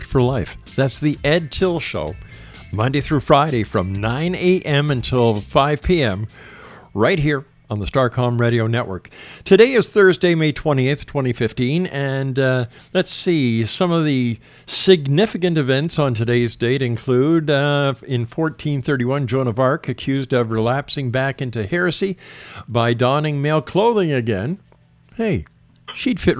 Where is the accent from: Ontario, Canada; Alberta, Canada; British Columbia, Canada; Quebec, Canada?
Quebec, Canada; Montreal; now in Hamilton, Canada; my hometown, Montreal